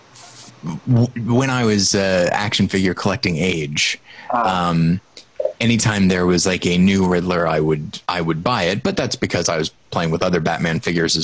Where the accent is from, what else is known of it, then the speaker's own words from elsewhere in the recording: Southern Missouri, United States; my hometown I wasn't in Southern Missouri.